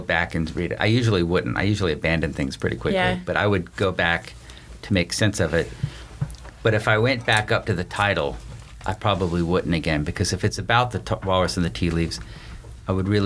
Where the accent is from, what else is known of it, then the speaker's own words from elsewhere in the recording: the South, United States; I'm from the South.